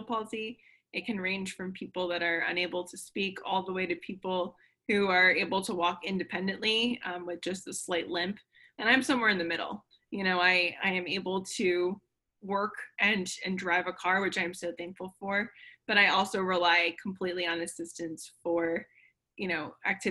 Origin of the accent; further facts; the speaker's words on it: Connecticut, United States; now in Florida, United States; We grew up up north. We grew up in Connecticut